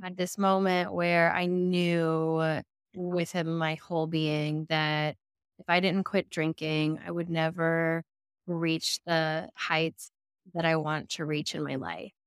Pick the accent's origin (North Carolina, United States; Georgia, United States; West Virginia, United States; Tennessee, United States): Tennessee, United States; Middle; also born or lived in New York City, United States / Murfreesboro, Tennessee; I'm a ninth generation Middle Tennessee girly